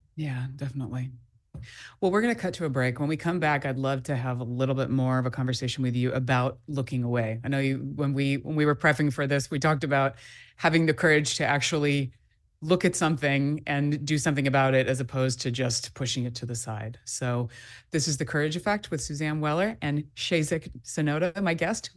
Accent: Southern California, United States; I grew up in Southern California

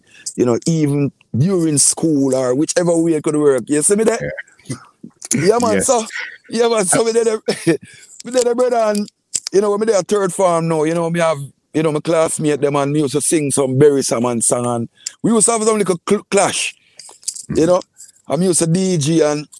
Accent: Portmore, Saint Catherine, Jamaica; also born or lived in Kingston; I was born in Kingston, and I grew up in Portmore. I spent most of my lifetime in Portmore.

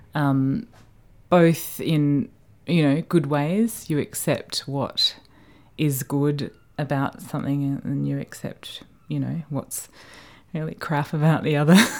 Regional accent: Australia; moved away as an adult; being Australian

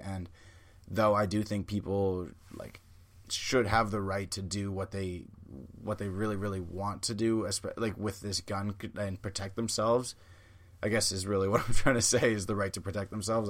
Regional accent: Canada; I'm a Canadian

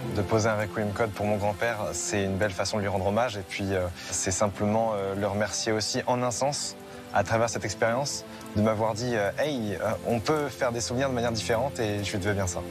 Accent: Centre-Val de Loire, France; now in Rennes, France; j'habite à Rennes mais je suis né en Loiret

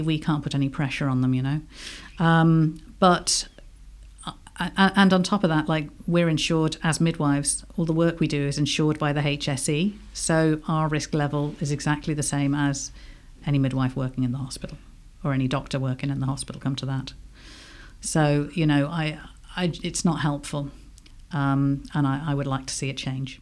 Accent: England, United Kingdom; accent: English; now in Ireland; I obviously I've got an English accent. I'm British originally

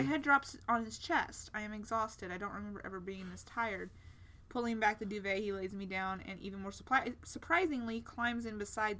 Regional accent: Texas, United States; first language English; we're live Texans. In Texas. We're Texan. I was born here.

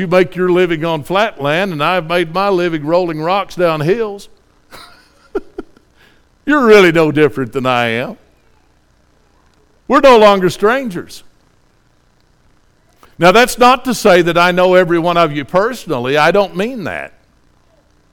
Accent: Tennessee, United States; I'm a hillbilly from Tennessee

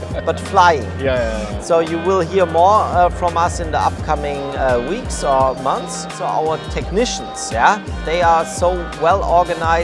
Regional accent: Friedrichshafen, Baden-Württemberg, Germany; I come from Friedrichshafen, so I know the region

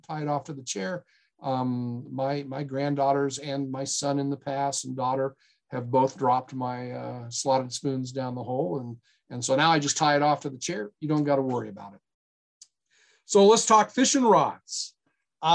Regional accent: Black Hills of South Dakota, United States; now in Nevada, United States; I'm from the Black Hills of South Dakota

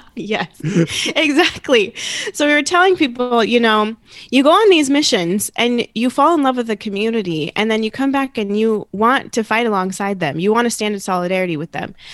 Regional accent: Phoenix, Arizona, United States; I grew up here in Arizona, not in Mesa, but in North Phoenix

